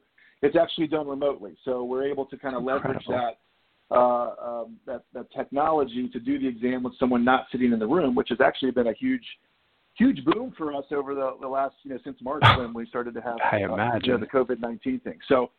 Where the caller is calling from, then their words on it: Charlotte, North Carolina, United States; So I live just outside Charlotte, North Carolina.